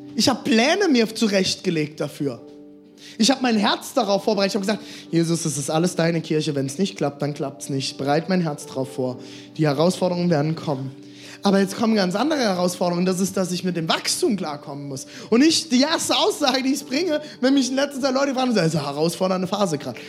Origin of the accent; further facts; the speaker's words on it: Germany; ich komme aus der Karnevalsregion